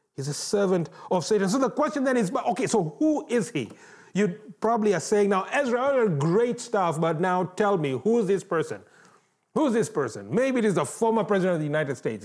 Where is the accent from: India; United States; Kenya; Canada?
Kenya; moved away; growing up in Kenya